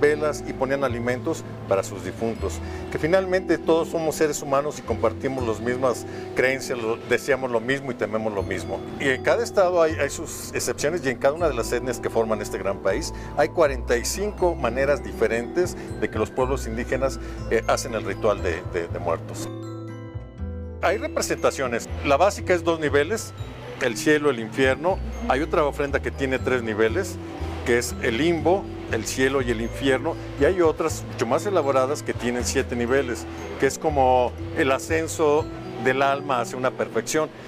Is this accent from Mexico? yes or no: yes; Mexico; nosotros como mexicanos somos herederos de los olmecas